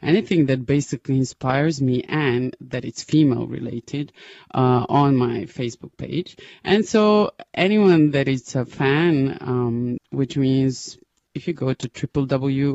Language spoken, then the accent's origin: English; Novi Sad, Vojvodina, Serbia; moved away; Novi Sad, my hometown.